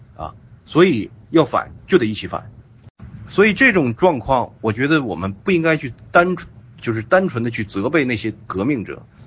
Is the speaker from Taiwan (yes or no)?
no; China; 我们中国人